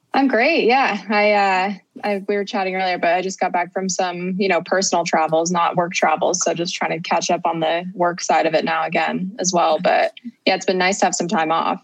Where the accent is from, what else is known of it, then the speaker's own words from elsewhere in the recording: Cincinnati, Ohio, United States; I grew up in Cincinnati, Ohio